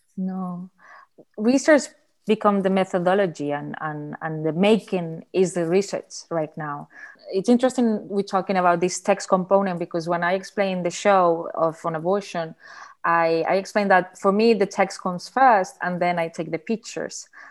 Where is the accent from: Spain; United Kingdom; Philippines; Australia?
Spain; Barcelona, Catalonia; English is a second language; I'm an artist from Barcelona